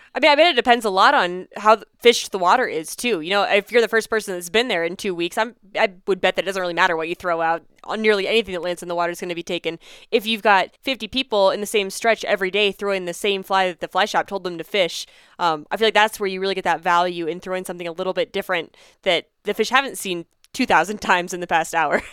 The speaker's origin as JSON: {"language": "English", "region": "Pennsylvania", "country": "United States", "tie": "born or raised there", "moved": "yes", "lives_now": "Colorado, United States", "said": "I grew up in Pennsylvania"}